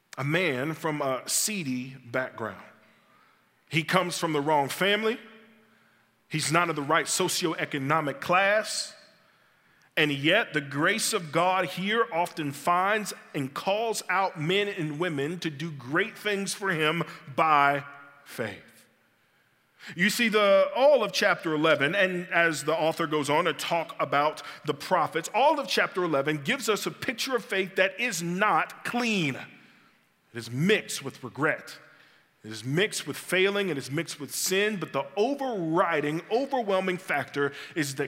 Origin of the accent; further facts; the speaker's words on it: Birmingham, Alabama, United States; I grew up in West End and later in the Clay area